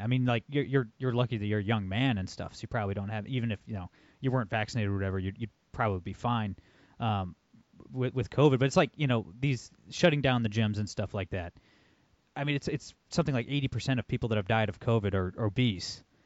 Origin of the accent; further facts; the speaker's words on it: Toledo, Ohio, United States; I'm born and raised in Toledo, Ohio.